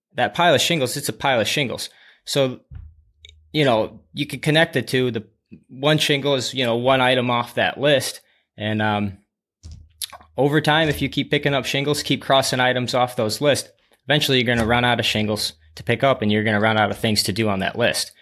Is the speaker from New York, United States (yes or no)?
no; Dubuque, Iowa, United States; I was born and raised in Dubuque, Iowa